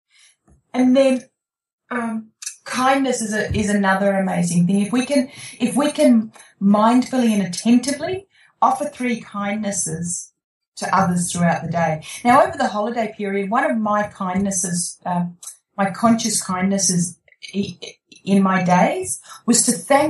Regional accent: Australia; I'm an Aussie

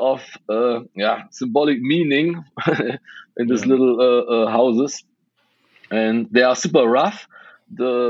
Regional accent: Western Germany, close to Cologne, North Rhine-Westphalia, Germany; English is a second language; also born or lived in Budapest, Hungary; I grew up in Western Germany, close to Cologne

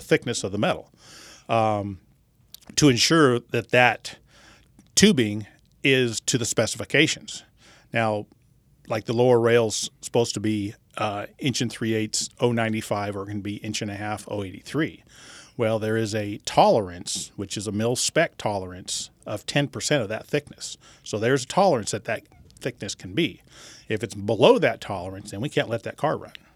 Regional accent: Bakersfield, California, United States; also born or lived in Los Angeles area, California; I grew up in, uh, Southern California, and my dad raced midgets

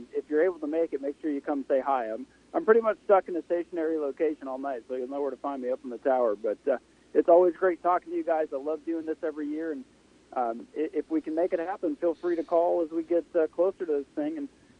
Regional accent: Canada; So I'm down from Canada to enjoy the races

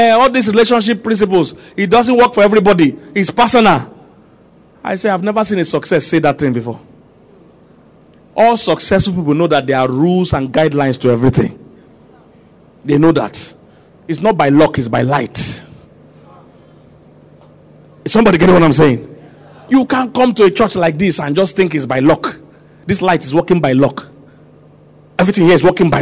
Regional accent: Nigeria; I'm a Nigerian, I know Nigerians

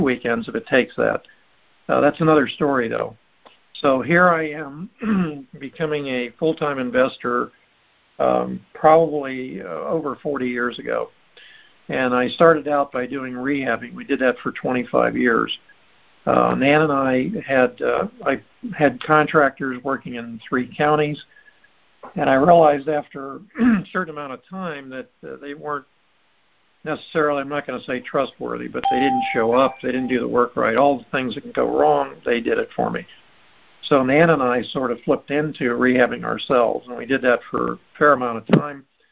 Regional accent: Miami, Florida, United States; also born or lived in Chicago; I was born in Miami.

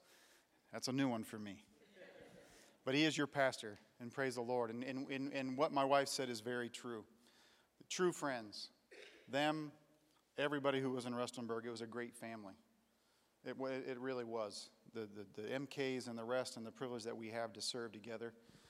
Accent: Tanzania; also born or lived in Kenya; I grew up in East Africa in the country of Tanzania and Kenya.

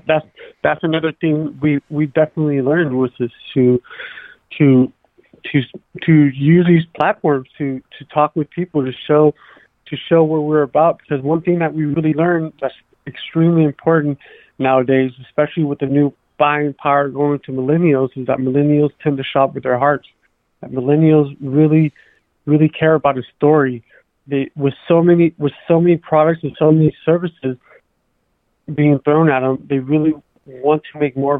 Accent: Oakland, California, United States; we're from Oakland. We're both from East Oakland

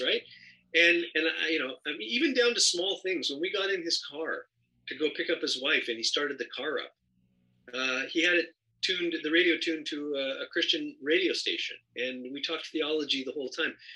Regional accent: Canada; moved away as an adult; now in Los Angeles, United States; I'm originally from Canada

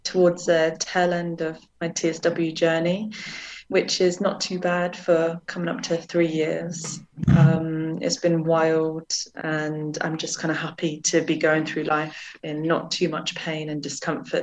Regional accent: Jersey; moved away; I grew up in Jersey in the Channel Islands

